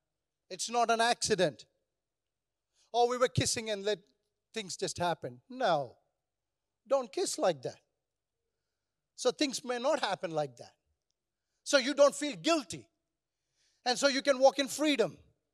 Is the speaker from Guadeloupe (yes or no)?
no; India; And do you know, I come from India, so we are all negative people.